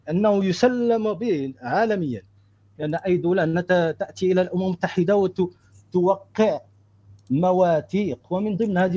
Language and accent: Arabic; Morocco; now in United States; أصلي من المغرب وأنا عايش في أمريكا الآن